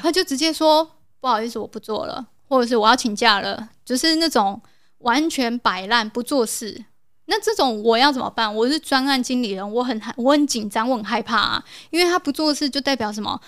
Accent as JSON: {"language": "Chinese", "country": "South Korea", "moved": "yes", "said": "我是从韩国来的"}